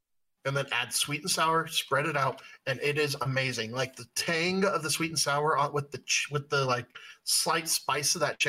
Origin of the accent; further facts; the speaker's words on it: West Coast, United States; I'm from the West Coast